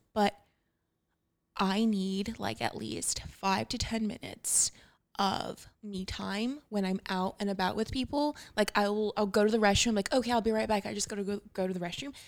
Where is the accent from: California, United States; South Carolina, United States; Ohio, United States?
California, United States; Los Angeles; I grew up in Lincoln Heights